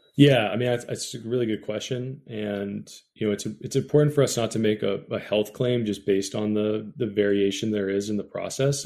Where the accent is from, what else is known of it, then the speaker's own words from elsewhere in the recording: Bay Area, California, United States; I grew up in the Bay Area, which is the mecca of sourdough